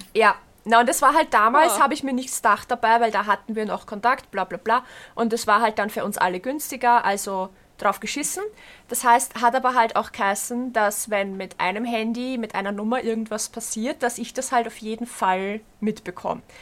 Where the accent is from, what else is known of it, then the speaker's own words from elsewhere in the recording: Berndorf, Lower Austria, Austria; bei uns in Berndorf